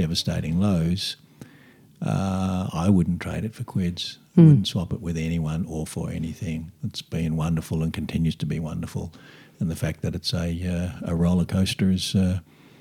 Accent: Australia; I'm first generation Aussie

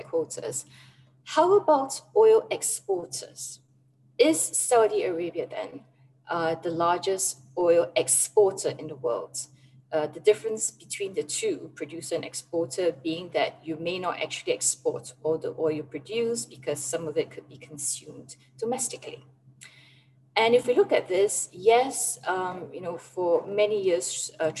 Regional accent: Singapore; now in United Arab Emirates; this is kind of like national service being a Singaporean, but I'm away in the UAE

